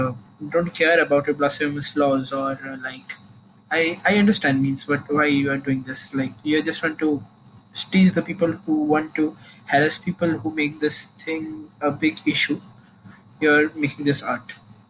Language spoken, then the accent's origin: English; India; Hi, I'm from India.